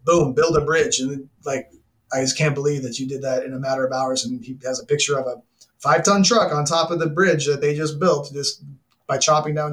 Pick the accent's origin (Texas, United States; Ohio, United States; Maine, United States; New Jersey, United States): Texas, United States; Arlington; moved away; I'm from Texas, Arlington to be exact, now the home of the Dallas Cowboys.